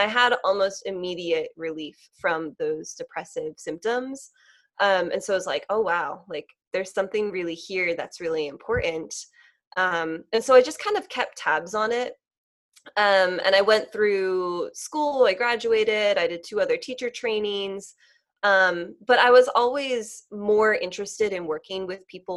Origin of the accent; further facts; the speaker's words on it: Lancaster, Pennsylvania, United States; moved away as an adult; now in Philadelphia, United States; I grew up like near Lancaster in like the country, and it was a lovely upbringing